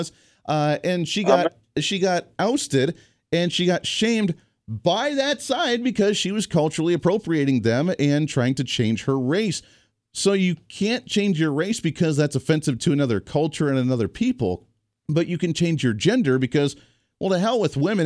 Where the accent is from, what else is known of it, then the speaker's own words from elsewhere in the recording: Midwest, United States; I grew up in the Midwest in the auto belt where people love that debate